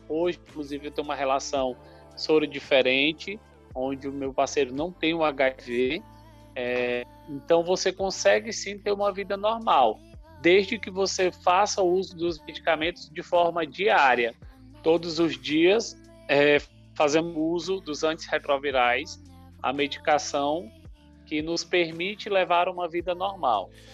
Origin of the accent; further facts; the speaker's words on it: Maranhão, Brazil; also born or lived in Paraíba; Sou nordestino, nasci na Paraíba, mas me criei no Maranhão